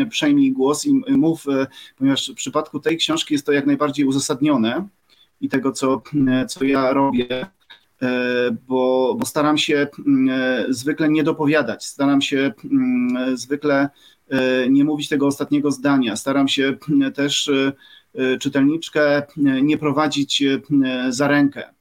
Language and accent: Polish; Subcarpathian Voivodeship, Poland; E, no i tak, jestem chłopakiem z Podkarpacia też, może tak podsumuję.